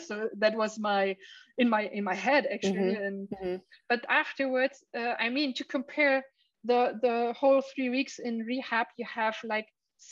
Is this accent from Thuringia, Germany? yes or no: no; Dresden, Saxony, Germany; my hometown